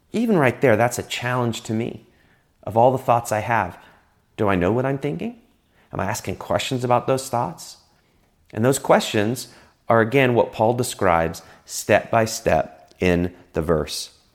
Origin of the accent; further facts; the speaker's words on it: England, United Kingdom; moved away; I grew up in England